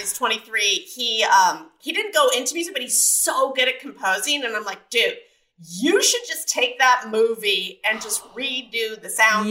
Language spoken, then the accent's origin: English; San Diego, California, United States; also born or lived in Mesa, Arizona; I grew up in Point Loma, uh, just right down the road from the military base